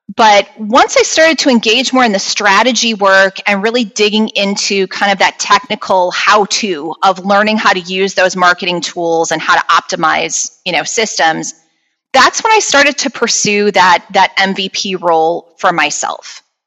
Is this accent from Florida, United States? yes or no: no; Chicago, Illinois, United States; I was born and raised here around Chicago, Illinois